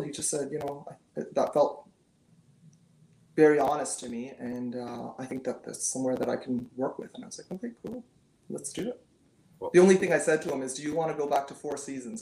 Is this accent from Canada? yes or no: yes; Canada; I'm very Canadian